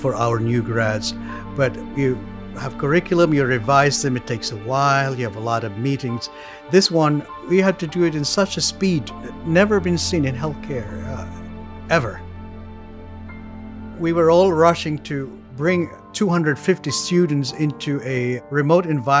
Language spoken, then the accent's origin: English; Philippines; moved away as an adult; now in New York City, United States; I'm from the Philippines.